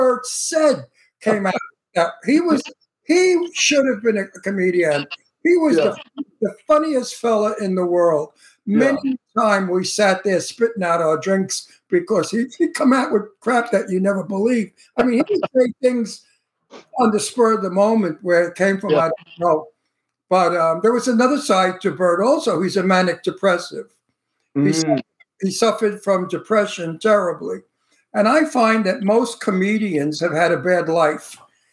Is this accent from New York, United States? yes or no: yes; New York City, New York, United States; I'm from Brooklyn